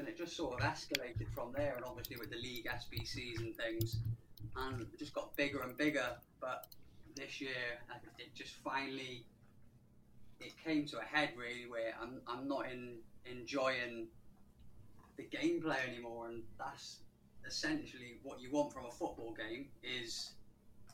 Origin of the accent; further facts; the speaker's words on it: Welsh, Wales, United Kingdom; moved away as an adult; now in Liverpool, United Kingdom; I'm Welsh, but I live up in Liverpool.